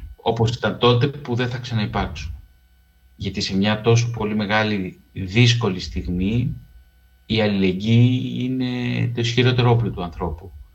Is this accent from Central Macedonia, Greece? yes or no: no; Piraeus, Attica, Greece; also born or lived in Keratsini / Lefkada (ancestry); εγώ γεννήθηκα στον Πειραιά, τελείωσε να σχολείο στο Κερατσίνι